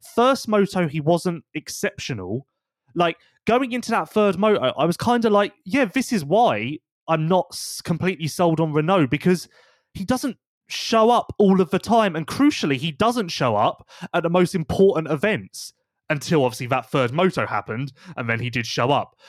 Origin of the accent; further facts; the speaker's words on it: United Kingdom; we're British